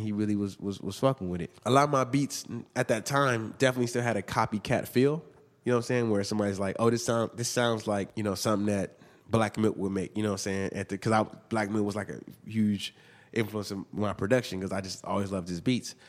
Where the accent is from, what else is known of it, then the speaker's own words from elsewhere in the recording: Inglewood, California, United States; also born or lived in Hawthorne, California; I grew up in Inglewood, and then my parents kinda moved around a little bit, but we all, we kinda moved every every few years, um, but mostly was in between Inglewood and Hartthorne